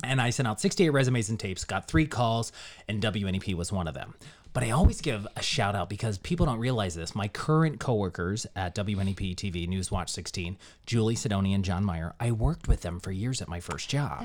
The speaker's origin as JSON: {"language": "English", "town": "Johnstown", "region": "Pennsylvania", "country": "United States", "tie": "born or raised there", "moved": "as an adult", "lives_now": "Northeastern Pennsylvania, United States", "said": "I was born and raised in Johnstown, Pennsylvania, which is just outside of Pittsburgh, and I grew up there"}